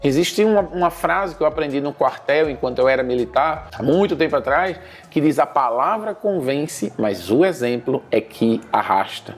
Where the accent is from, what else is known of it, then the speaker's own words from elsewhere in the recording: Recife, Pernambuco, Brazil; moved away as an adult; now in Senegal; A cidade de onde eu venho, Recife